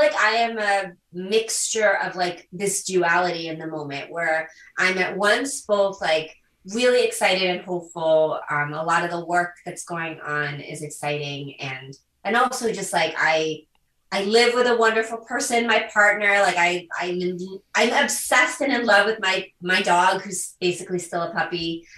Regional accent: U.S. Virgin Islands; also born or lived in South Korea; I'm an adoptee from Korea. And so I was adopted as a baby. And I was adopted to the island of St. Croix in the U.S. Virgin Islands in the Caribbean.

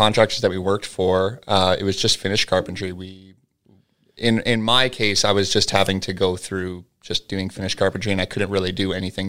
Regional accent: Dawson Creek, British Columbia, Canada; Yeah, well, I'm from Dawson Creek, BC.

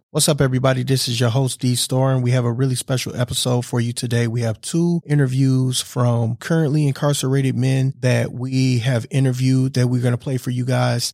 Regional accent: Wisconsin, United States; I was born and raised here in Wisconsin

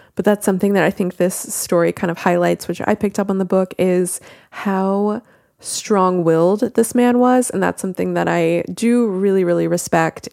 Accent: United States; accent: American; if you could not tell by my accent, I am American

